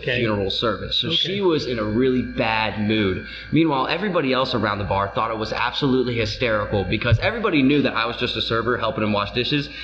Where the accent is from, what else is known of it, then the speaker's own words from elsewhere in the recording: Florida, United States; now in Pennsylvania, United States; I am from Florida, we have a little bit hotter of a tropical climate